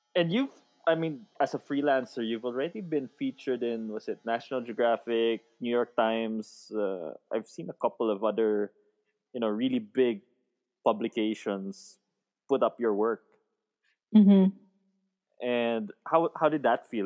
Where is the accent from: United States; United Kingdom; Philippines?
Philippines; Baguio, Cordillera Administrative Region; I'm from Baguio City